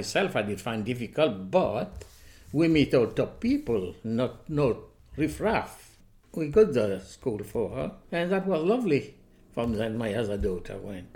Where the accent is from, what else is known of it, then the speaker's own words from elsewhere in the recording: Mauritius; moved away as an adult; also born or lived in Manchester; now in United Kingdom; I came to this country in 1960 and I was born in Mauritius